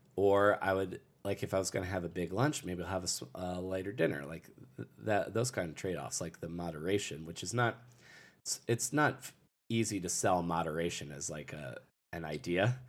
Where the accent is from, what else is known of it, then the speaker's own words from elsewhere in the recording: Lusby, Maryland, United States; also born or lived in St. Leonard, Maryland; I grew up in, uh, Southern Maryland. Uh, the town I grew up in, uh, for the first, for, from, like, birth to ten years old, I lived in Lusby, Maryland, and then I moved to Saint Leonard, Maryland when I was ten.